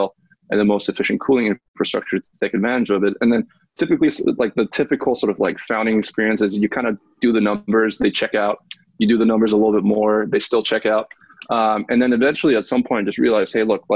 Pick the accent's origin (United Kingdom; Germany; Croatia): Germany; Munich, Bavaria; moved away as an adult; now in United States; I was born and raised in Munich, Germany, and then came to the States for college